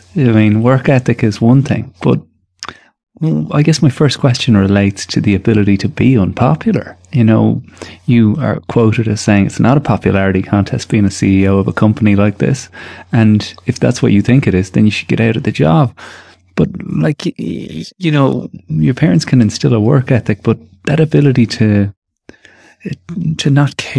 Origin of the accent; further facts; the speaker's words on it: Tallaght, County Dublin, Ireland; growing up in Talla at that time, I mean, right now we're kind of seeing exactly how separated and the class divide that Irish people like to think isn't there, how it really does exist